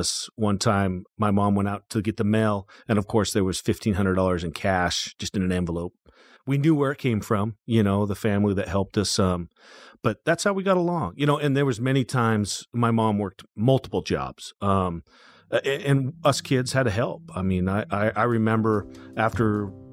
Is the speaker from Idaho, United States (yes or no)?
yes; Kimberly, Idaho, United States; I'm just a small farm kid from Idaho